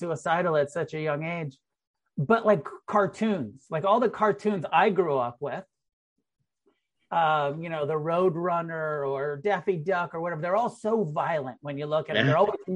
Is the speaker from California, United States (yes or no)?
yes; Humboldt, California, United States; I was born in Humboldt, you know, up in the weed growing capital